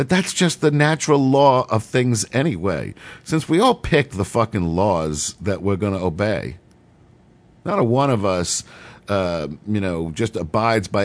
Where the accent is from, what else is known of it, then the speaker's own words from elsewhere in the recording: New York City, New York, United States; I grew up in New York City